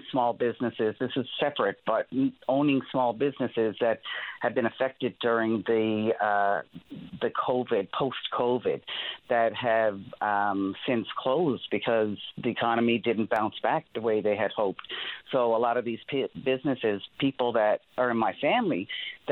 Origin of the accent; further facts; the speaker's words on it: Newfoundland and Labrador, Canada; moved away as an adult; also born or lived in Ontario; I'm originally from Newfoundland, and I moved to Ontario about 25 years ago